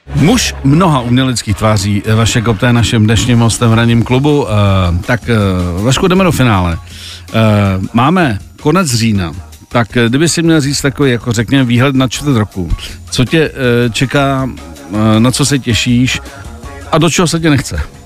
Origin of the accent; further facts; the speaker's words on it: Czechia; u nás v Čechách